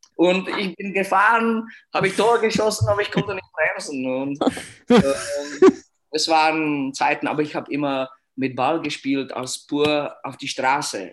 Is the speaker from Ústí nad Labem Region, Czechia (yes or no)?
yes; Litvínov, Ústí nad Labem Region, Czechia; German is a second language; moved away as an adult; Ich bin da in Litwinow aufgewachsen und äh, auch geboren hier